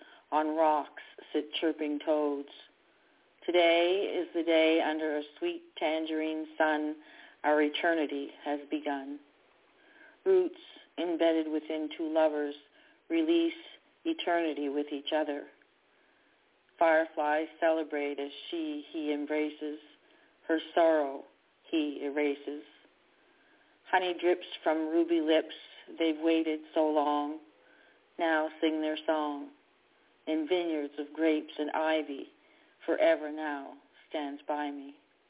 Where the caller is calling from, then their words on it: Canada; I'm calling from Canada.